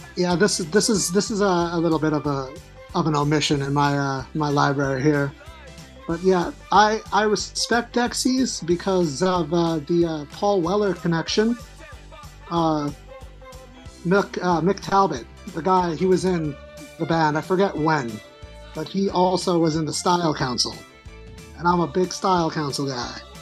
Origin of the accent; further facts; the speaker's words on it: Long Island, New York, United States; I'm from Long Island